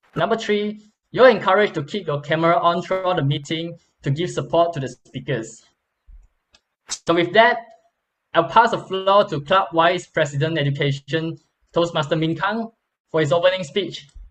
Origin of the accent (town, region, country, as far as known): Malaysia